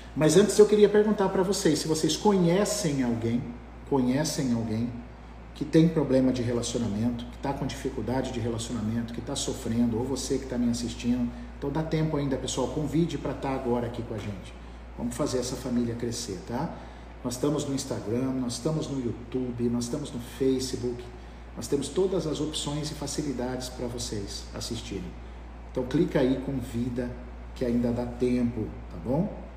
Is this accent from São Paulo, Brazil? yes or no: yes; Ilha Solteira, São Paulo, Brazil; eu sou de Ilha Solteira, meus pais moram lá